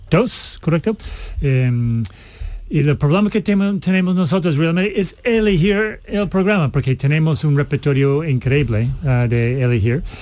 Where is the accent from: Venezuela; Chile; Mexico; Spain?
Spain; Seville, Andalusia; Yo soy de Sevilla, Sevilla.